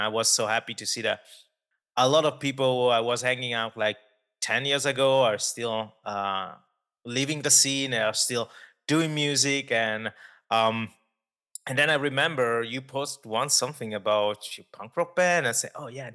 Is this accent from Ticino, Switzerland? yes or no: yes; Ticino, Switzerland; I grew up in Ticino